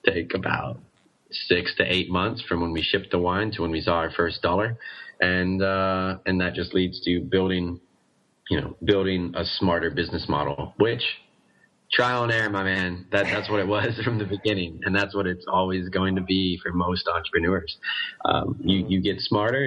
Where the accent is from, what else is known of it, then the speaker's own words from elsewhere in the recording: Oregon, United States; moved away as an adult; now in Guangzhou, China; I'm from Oregon